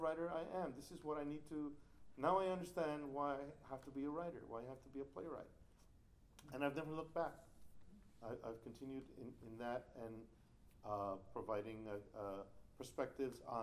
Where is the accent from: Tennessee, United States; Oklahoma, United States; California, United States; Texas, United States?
Texas, United States; El Paso; my hometown of El Paso